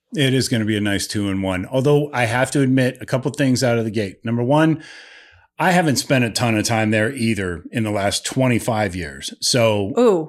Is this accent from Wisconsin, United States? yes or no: no; Lake Milton, Ohio, United States; moved away; I grew up in Lake Milton